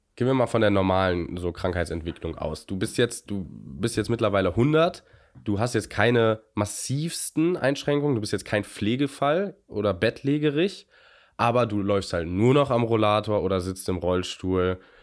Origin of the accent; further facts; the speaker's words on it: Germany; wir, glaube ich, als Deutsche